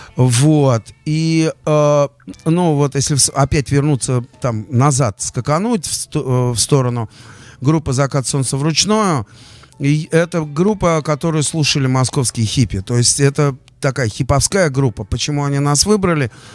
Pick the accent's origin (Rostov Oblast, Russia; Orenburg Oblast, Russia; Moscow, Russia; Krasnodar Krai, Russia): Moscow, Russia; also born or lived in Lipetsk; Мы оба, кстати, из Тушина, мы тушинские.